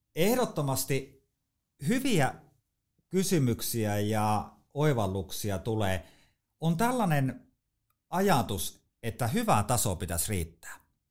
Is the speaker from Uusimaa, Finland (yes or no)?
no; Haapajärvi, North Ostrobothnia, Finland; mä oon Haapajärveltä kotosi Pohjois-Pohjanmaalta, eli se murre tulee sieltä. Mä en ole siis savolainen